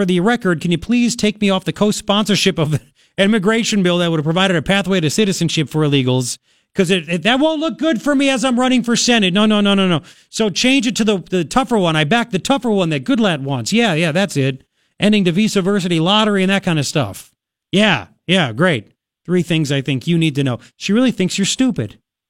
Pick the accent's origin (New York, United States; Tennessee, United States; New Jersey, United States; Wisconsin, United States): New York, United States; Long Island; moved away; I'm from Long Island, man.